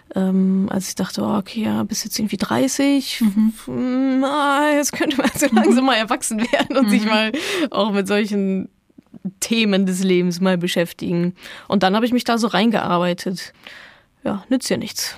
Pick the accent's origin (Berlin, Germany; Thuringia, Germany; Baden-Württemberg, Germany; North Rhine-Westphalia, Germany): North Rhine-Westphalia, Germany; Dortmund; Ich komme aus Dortmund, also großer BVB-Fan natürlich